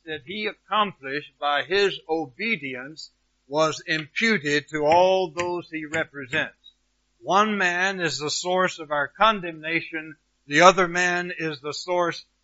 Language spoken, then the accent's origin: English; United States; I'm an American.